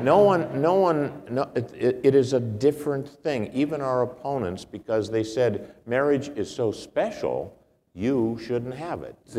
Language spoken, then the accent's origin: English; California, United States; moved away; also born or lived in Washington; having grown up in California